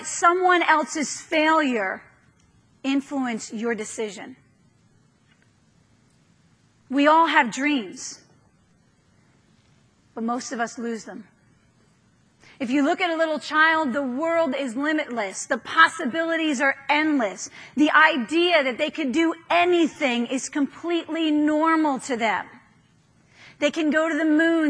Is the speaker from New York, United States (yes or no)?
yes; New York, United States; moved away; I'm from New York